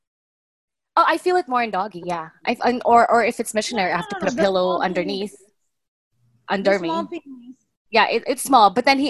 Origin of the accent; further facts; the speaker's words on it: Toronto, Ontario, Canada; now in Philippines; I'm from Toronto.